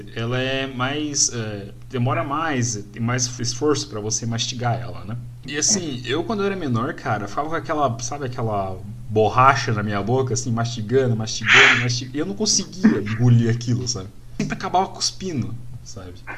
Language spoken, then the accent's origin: Portuguese; Paraná, Brazil; Eu sou paranaense